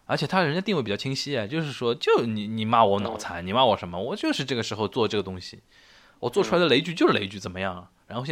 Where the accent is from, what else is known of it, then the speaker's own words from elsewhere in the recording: Shanghai, China; 这种话其实真的只有我们上海人自己才能这么说，其他地方的人说，然后又那么又有人又不买账，你说对吧？